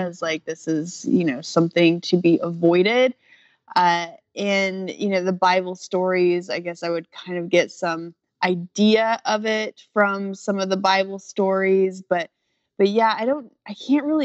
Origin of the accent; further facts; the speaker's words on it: Phoenix, Arizona, United States; I grew up in Phoenix, Arizona